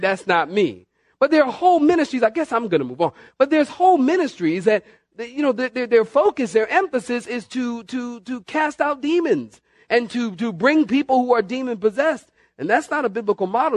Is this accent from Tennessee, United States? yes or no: no; Philadelphia, Pennsylvania, United States; also born or lived in Southern California; now in North Carolina, United States; originally from Philadelphia